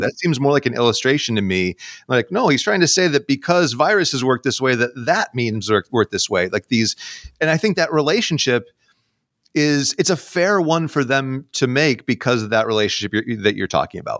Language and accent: English; New York, United States; now in Seattle, United States; I grew up in the Northeast, uh, in New York State